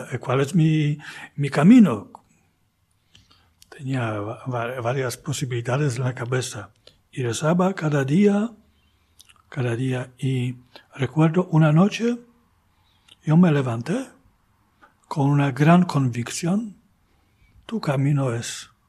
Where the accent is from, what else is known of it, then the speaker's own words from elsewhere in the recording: Poznań, Greater Poland, Poland; Spanish is a second language; Pero eh, la de, de, Poznan, yo puedo decir que es, es mi tierra, ¿no? Eh, son mis raíces.